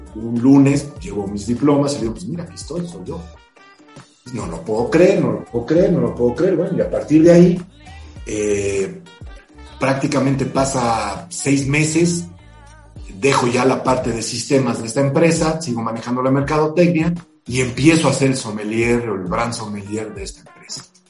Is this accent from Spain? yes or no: no; Mexico; somos muy pocos mexicanos